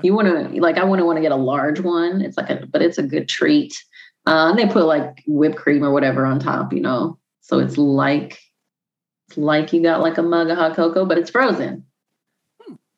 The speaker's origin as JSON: {"language": "English", "region": "Illinois", "country": "United States", "said": "I'm from I'm from Illinois"}